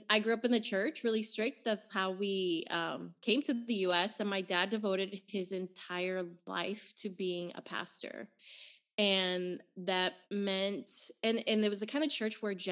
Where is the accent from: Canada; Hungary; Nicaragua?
Nicaragua; Managua; So, I was born in Nicaragua. In the capital of my country is called Managua, and I was born in 1985